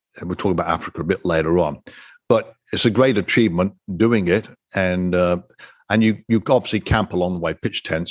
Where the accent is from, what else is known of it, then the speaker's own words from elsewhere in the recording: United Kingdom; I'm a Brit